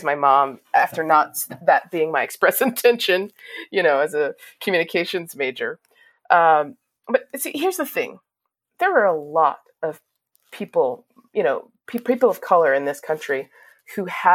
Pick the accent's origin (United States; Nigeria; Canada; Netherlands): United States; Washington, District of Columbia; growing up in Washington, D.C., I have a lot of friends and family